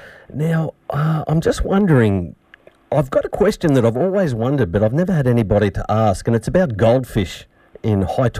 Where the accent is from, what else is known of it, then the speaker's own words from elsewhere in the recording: Shepparton, Victoria, Australia; I'm from Shepparton.